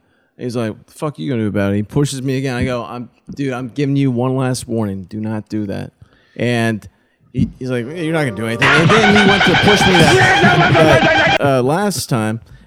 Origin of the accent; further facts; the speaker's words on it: Dallas, Texas, United States; we're from Dallas